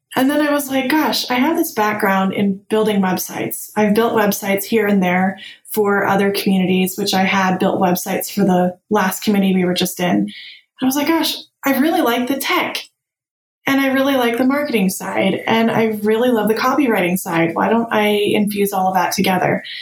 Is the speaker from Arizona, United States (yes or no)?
yes; Tempe, Arizona, United States; moved away; I grew up in Tempe, Arizona, where there was no snow